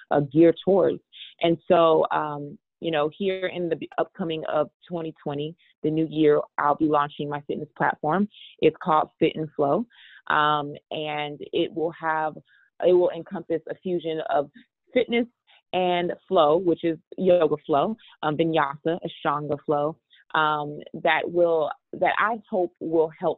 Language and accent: English; Texas, United States; I come from Texas, and you know, a lot of my family members have diabetes